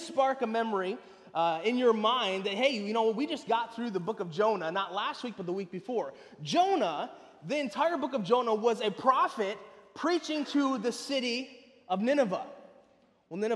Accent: Lansing, Michigan, United States; moved away as an adult; also born or lived in California / southern Indiana; now in Jacksonville, United States; I was born and raised in Lansing, Michigan

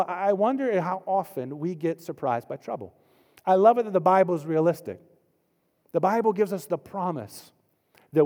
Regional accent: Florida, United States; now in North Carolina, United States; I grew up in Florida before I moved to North Carolina

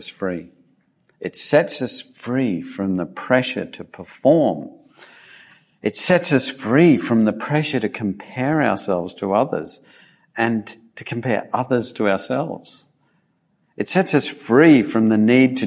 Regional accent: Australia; also born or lived in Japan; my heritage as a British settler of Australia

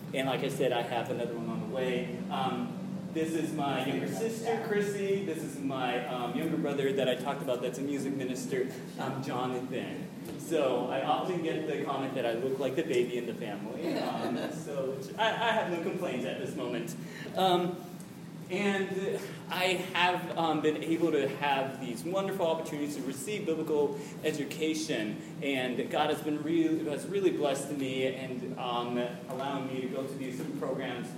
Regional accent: Japan; moved away; I was born and raised in Japan.

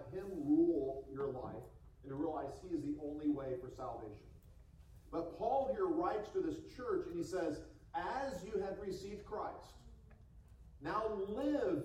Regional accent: United States; moved away as an adult; now in Hong Kong

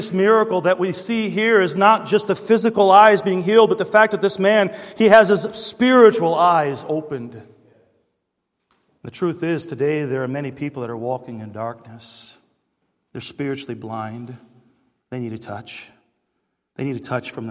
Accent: Detroit, Michigan, United States; growing up in Detroit

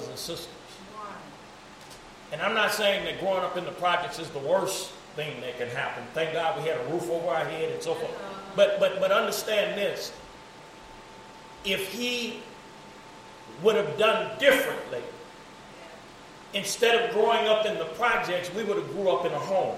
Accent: East St. Louis, Illinois, United States; I grew up in Oral Weathers projects

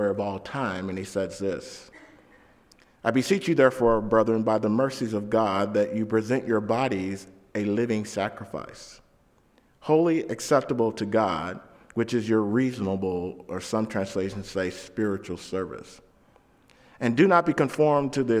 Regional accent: St. Louis, Missouri, United States; I grew up in St. Louis, the first 12 years of my life in downtown St. Louis, Missouri, in the hood, and then we moved to the suburbs

